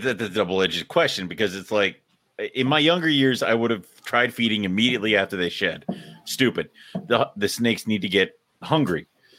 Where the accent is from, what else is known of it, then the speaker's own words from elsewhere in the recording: Scotland, United Kingdom; So first off, I'm Scottish.